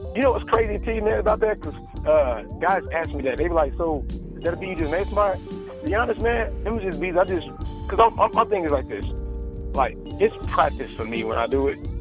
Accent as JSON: {"language": "English", "region": "Oklahoma", "country": "United States", "tie": "born or raised there", "also_born_or_lived": "California", "said": "I'm born and raised in Oklahoma. I got a little bit of California in me as well"}